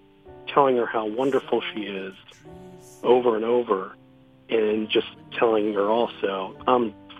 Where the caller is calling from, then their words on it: Winter Park, Florida, United States; I'm calling from Winter Park, Florida.